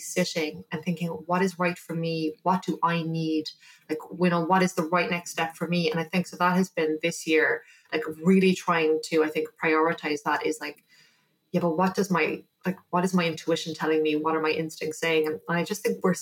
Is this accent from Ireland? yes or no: yes; Ireland; also born or lived in New York; I'm Irish. That is, and I'm from a small